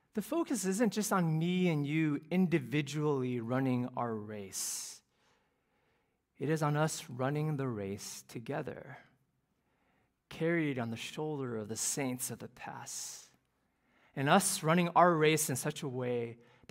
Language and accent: English; Cleveland, Ohio, United States; now in Houston, United States; the youth group that I grew up in Cleveland